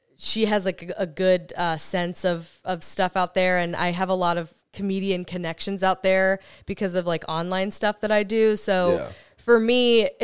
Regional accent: West Coast, United States; now in Florida, United States; I am from the West Coast

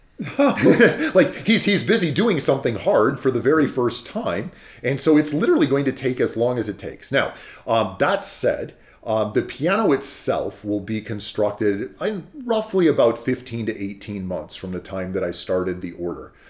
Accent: California, United States; I'm from California, um, we have redwoods very near to our house.

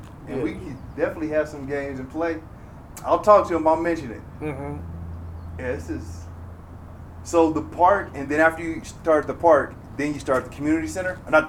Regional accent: Indiana, United States; growing up where I grew up in Indiana, that's at least the perspective I got. I only saw other cultures on TV.

